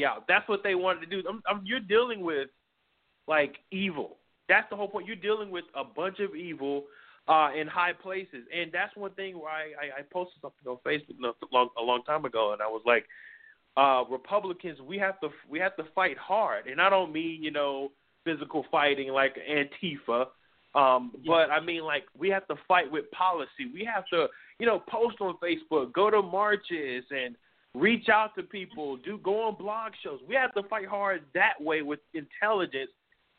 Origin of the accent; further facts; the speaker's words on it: New York, United States; I was in middle school, you know, you growing up in New York